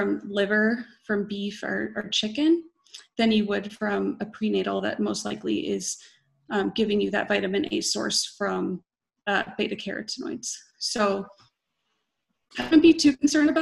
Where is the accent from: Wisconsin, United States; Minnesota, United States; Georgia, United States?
Wisconsin, United States; I am from Wisconsin